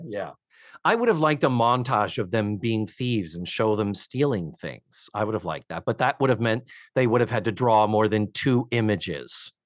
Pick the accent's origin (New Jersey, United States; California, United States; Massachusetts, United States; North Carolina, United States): Massachusetts, United States; Brockton; now in Orlando, United States; my hometown of Brockton, Massachusetts